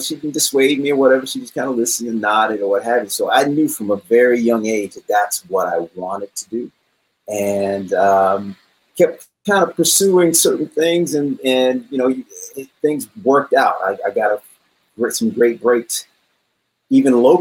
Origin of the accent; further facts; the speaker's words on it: Raleigh, North Carolina, United States; now in California, United States; I grew up in Raleigh, North Carolina